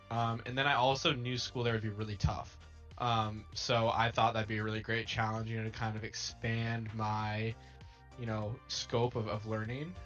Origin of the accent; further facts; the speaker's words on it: United States; I'm American